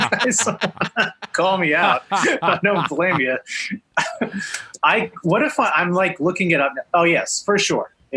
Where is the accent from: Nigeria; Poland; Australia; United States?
United States; Texas; moved away as an adult; now in Los Angeles, United States; I grew up in Texas